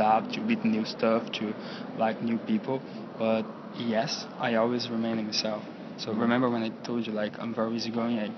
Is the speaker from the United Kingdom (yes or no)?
no; North Brazil, Brazil; now in South Brazil, Brazil; I'm from Brazil, in the south of Brazil. Actually, this is where I live. I was born in the north of Brazil, in a very, not very small city, but yeah, medium city